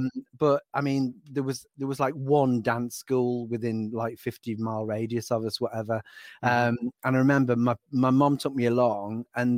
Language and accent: English; Donington, West Midlands, United Kingdom; I was born in Shropshire. {S1} Okay. {S2} I'm a Shropshire lad.